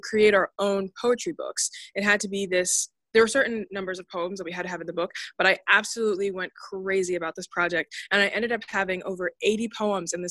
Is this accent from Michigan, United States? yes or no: no; Delaware, United States; I'm a writer from Delaware